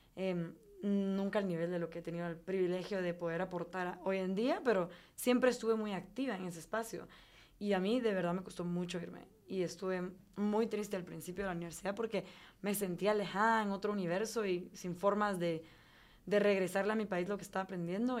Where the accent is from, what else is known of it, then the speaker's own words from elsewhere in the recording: Guatemala; moved away as an adult; also born or lived in Durham, North Carolina, United States; me fui con mucha nostalgia, con ganas de regresar a mi país